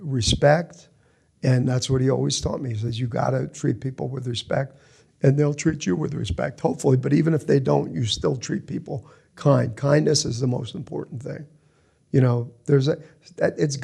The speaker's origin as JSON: {"language": "English", "region": "New Jersey", "country": "United States", "tie": "born or raised there", "moved": "yes", "lives_now": "Los Angeles, United States", "said": "we grew up in Jersey"}